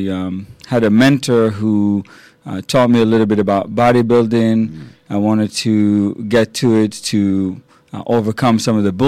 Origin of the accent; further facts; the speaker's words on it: Israel; now in United States; I grew up in the Holy Land in a little tiny village in Israel